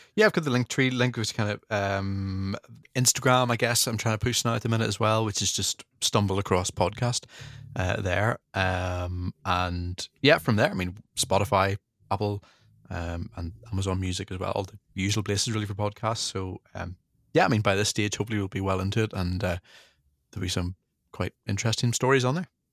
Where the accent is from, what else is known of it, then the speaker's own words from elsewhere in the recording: Northern Ireland, United Kingdom; I'm from from Northern Ireland